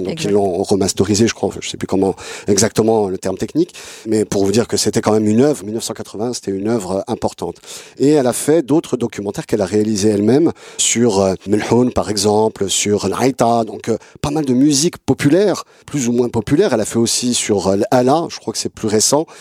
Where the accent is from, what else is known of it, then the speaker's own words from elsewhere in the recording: France; j'ai grandi en France